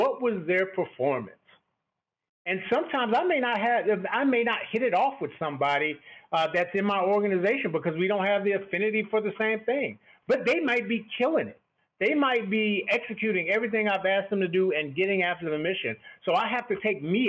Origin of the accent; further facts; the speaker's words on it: Texas, United States; growing up in Texas, I have affinity for football